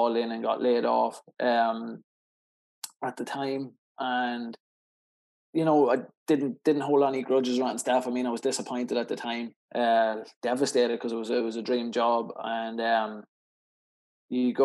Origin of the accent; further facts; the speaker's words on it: Cootehill, County Cavan, Ireland; my hometown of Coot Hill